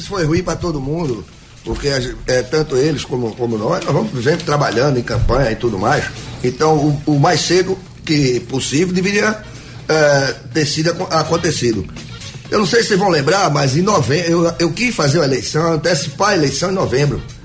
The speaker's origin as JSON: {"language": "Portuguese", "town": "Jaboatão dos Guararapes", "region": "Pernambuco", "country": "Brazil", "said": "aqui na minha terra, que é Jaboatão"}